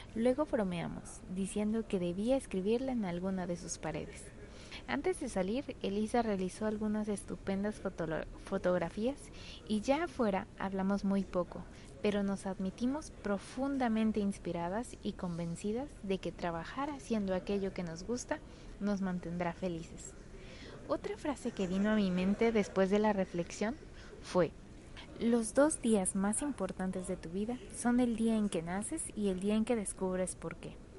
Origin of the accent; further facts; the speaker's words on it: Puebla, Mexico; mi tierra poblana